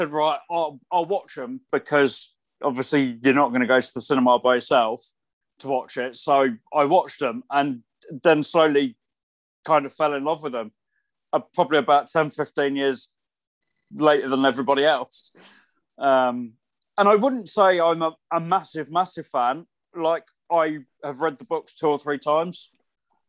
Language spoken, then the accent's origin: English; hometown of the Warner Bros. Studio Tour, East of England, United Kingdom; moved away; it was all filmed in my hometown, in the studio that's literally just up the road from where I grew up.